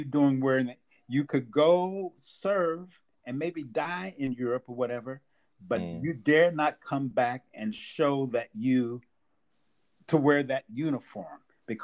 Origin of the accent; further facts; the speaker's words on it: Louisville, Kentucky, United States; moved away as an adult; also born or lived in Kent, Ohio; I grew up in Louisville, Kentucky, in a funeral home.